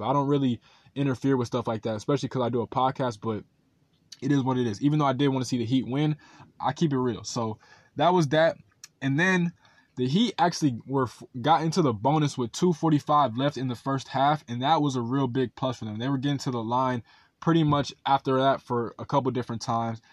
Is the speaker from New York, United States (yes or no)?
no; Southern California, United States; I'm also a Lakers supporter because I'm from Southern California